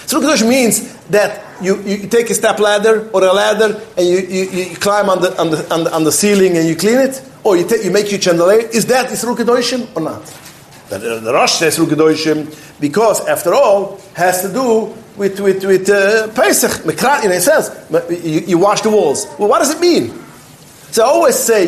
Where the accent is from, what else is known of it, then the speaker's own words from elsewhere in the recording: New York City, New York, United States; I was brought up in Williamsburg